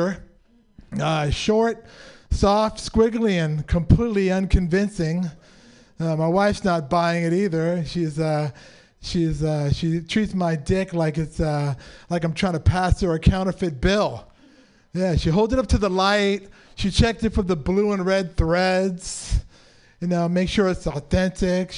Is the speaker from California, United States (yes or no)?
yes; San Francisco, California, United States; born and raised in San Francisco